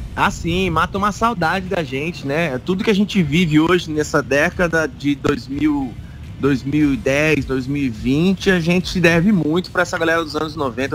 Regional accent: Ponta Porã, Mato Grosso do Sul, Brazil; moved away; also born or lived in Presidente Prudente, São Paulo; eu nasci aí do ladinho

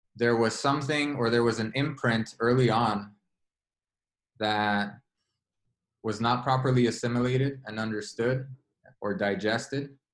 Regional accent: Los Angeles, California, United States; I grew up in South Central Los Angeles, which has a lot of infamy

